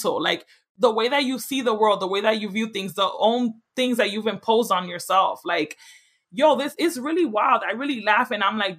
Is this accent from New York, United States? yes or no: yes; New York City, New York, United States; moved away; I'm from the Bronx